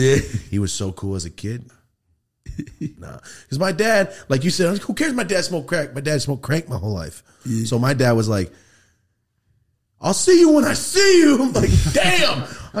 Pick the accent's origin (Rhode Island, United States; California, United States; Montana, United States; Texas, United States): California, United States; Merced; I'm from Merced up north. It's ghetto as fuck too.